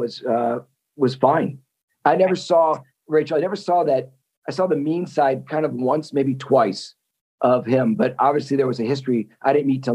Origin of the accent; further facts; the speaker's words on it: Wisconsin, United States; growing up in Wisconsin